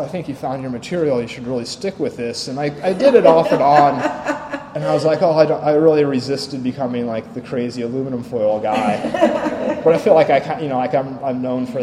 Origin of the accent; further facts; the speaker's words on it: Stone Mountain, Georgia, United States; moved away as an adult; also born or lived in Portland, Oregon; now in Philadelphia, United States; I grew up in Stone Mountain, Georgia, which is, like, right outside of Atlanta